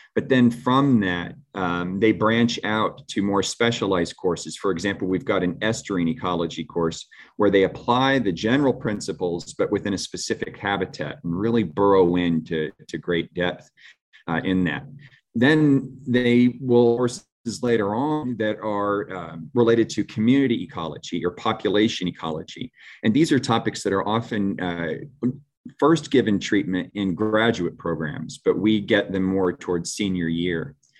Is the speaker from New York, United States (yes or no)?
no; St. Petersburg, Florida, United States; also born or lived in Gulfport, Florida; I'm a Florida boy. I was, um, born and raised in Saint Petersburg and, uh, Gulfport, Florida